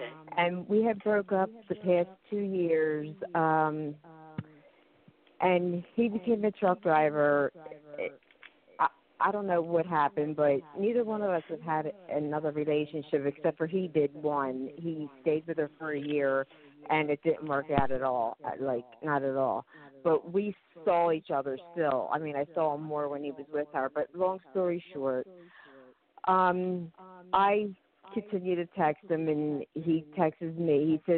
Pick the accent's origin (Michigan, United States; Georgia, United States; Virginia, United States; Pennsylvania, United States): Pennsylvania, United States; I'm from Pennsylvania.